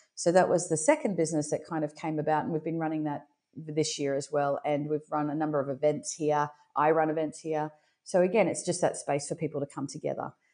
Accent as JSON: {"language": "English", "town": "Brisbane", "region": "Queensland", "country": "Australia", "tie": "born or raised there", "said": "I'm born and raised in Brisbane, Australia"}